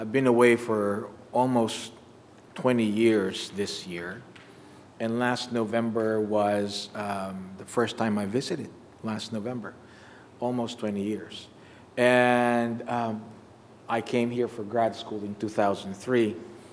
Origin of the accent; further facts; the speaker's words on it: Philippines; now in United States; I was in my home country